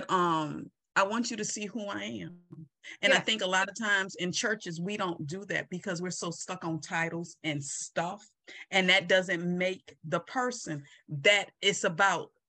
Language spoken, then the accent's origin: English; Mobile, Alabama, United States; I'm from Mobile, Alabama